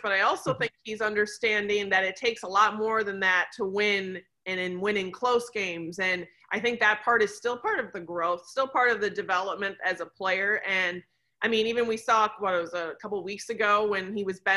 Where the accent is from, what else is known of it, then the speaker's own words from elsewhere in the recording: Wisconsin, United States; I'm from Wisconsin